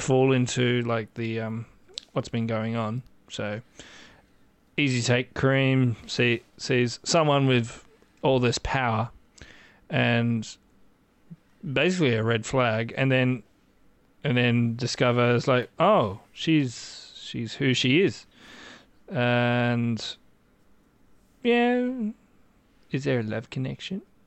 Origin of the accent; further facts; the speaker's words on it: Australia; I am Australian